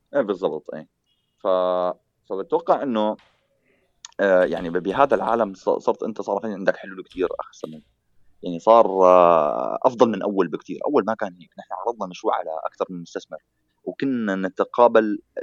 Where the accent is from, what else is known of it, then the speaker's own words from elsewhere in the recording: Syria; moved away as an adult; انا يوم اللي طلعت من سوريا